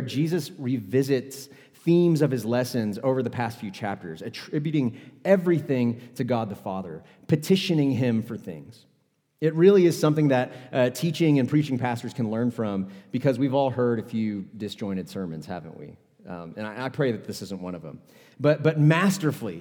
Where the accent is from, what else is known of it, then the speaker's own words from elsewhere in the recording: Houston, Texas, United States; moved away as an adult; also born or lived in Dallas-Fort Worth, Texas; now in Utah, United States; I was born and raised in Houston, Texas